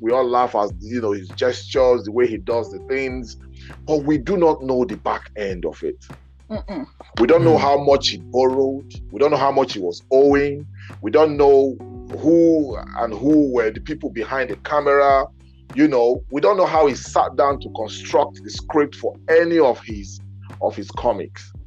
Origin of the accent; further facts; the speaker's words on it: Benin City, Edo, Nigeria; moved away; growing up in Benin